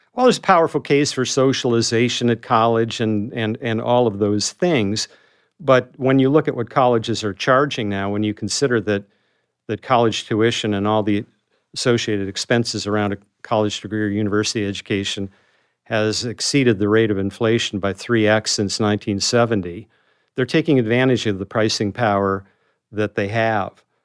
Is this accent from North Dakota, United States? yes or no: yes; North Dakota, United States; moved away as an adult; I was that kid from North Dakota